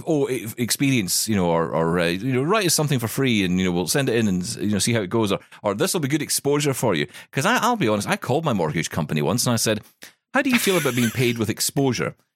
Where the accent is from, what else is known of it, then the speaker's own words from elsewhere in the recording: Scotland, United Kingdom; I'm Scottish